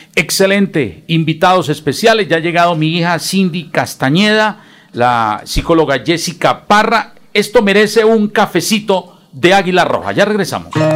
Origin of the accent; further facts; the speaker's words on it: Bucaramanga, Santander, Colombia; Nosotros los que nacimos en Bucaramanga